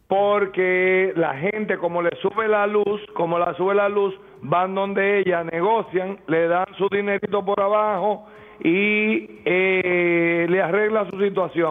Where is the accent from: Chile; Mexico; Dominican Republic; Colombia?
Dominican Republic; Distrito Nacional; yo soy del distrito, pero tengo familia